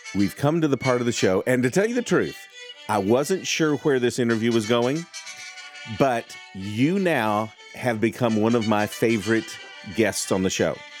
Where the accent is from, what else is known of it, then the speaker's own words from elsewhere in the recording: Texas, United States; I'm from Texas.